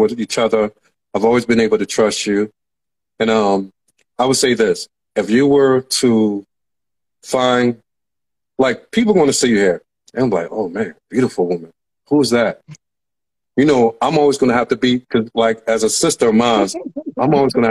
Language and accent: English; United States; I was from America